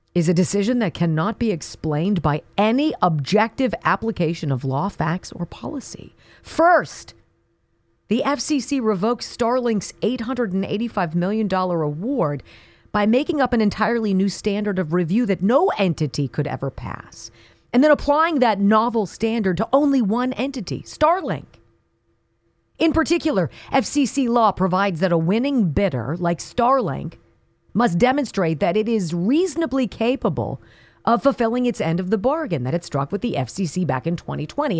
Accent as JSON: {"language": "English", "region": "California", "country": "United States", "tie": "born or raised there", "said": "I'm partial to California. It's my home state"}